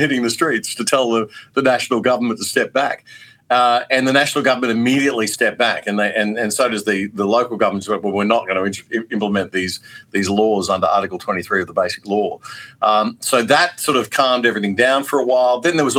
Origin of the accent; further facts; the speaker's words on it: Queensland, Australia; I grew up in the Bjelke-Petersen era in Queensland